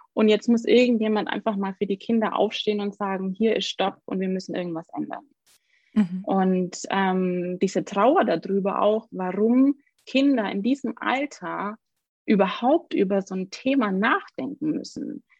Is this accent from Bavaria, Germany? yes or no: yes; Augsburg, Bavaria, Germany; ich bin aus Augsburg